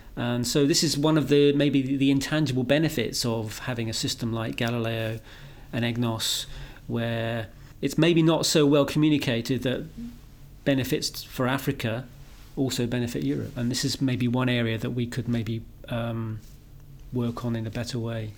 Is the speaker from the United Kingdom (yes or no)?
yes; United Kingdom; I'm a British guy